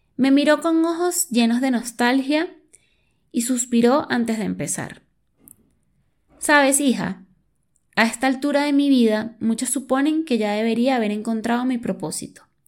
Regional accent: Venezuela; moved away as an adult; yo soy de Venezuela, situación socioeconómica heavy, lo que me llevó a mudarme.

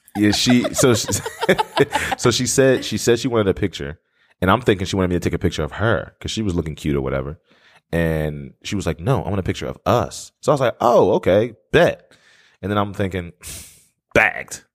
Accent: Blackwood, New Jersey, United States; moved away as an adult; now in Atlanta, United States; I grew up in Blackwood

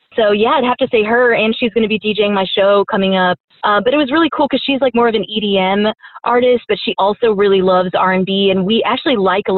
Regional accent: Houston, Texas, United States; now in San Francisco, United States; growing up in Houston

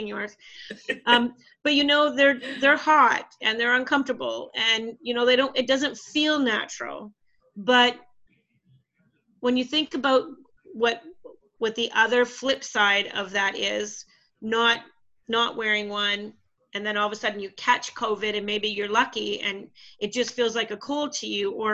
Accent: Canada; moved away; My hometown in Canada

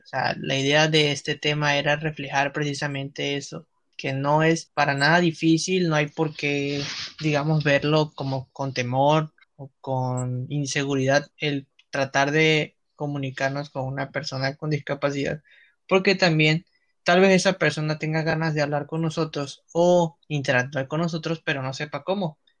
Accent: Mexico; nosotros como mexicanos

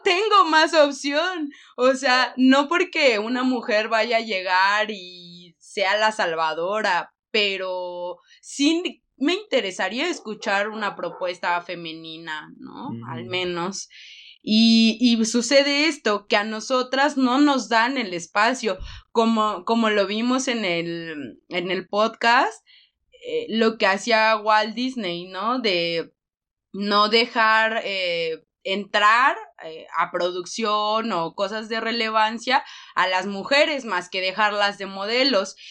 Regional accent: Michoacán, Mexico; nosotras somos del estado de Michoacán

